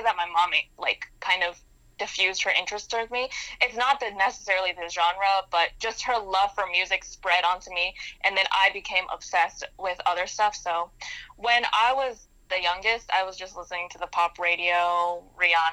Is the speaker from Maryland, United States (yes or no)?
yes; Maryland, United States; moved away as an adult; now in New York, United States; I grew up in Maryland outside of D.C.